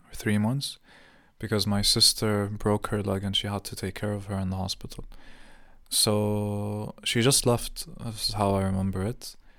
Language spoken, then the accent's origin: English; Jordan; moved away; growing up in Jordan